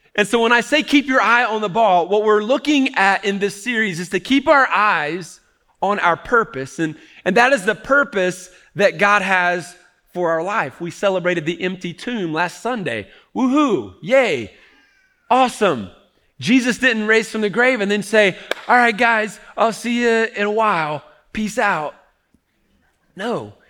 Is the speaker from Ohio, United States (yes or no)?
yes; Cincinnati, Ohio, United States; I grew up in Cincinnati, Ohio